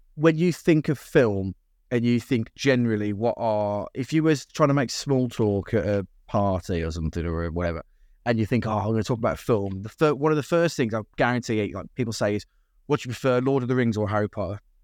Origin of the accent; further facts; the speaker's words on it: United Kingdom; being British